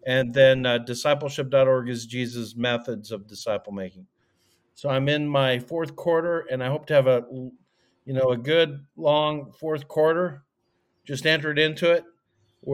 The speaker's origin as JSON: {"language": "English", "town": "Calgary", "region": "Alberta", "country": "Canada", "tie": "born or raised there", "moved": "yes", "said": "I grew up in Calgary, Alberta, Canada"}